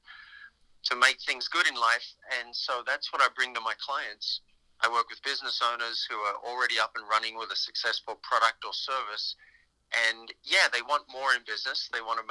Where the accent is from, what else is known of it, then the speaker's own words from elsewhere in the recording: Australia; moved away as an adult; also born or lived in New York; I'm from Australia originally